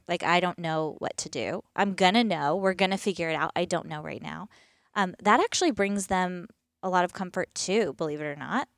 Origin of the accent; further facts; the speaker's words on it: East Coast, United States; moved away as an adult; also born or lived in Pacific Northwest; born and raised on the East Coast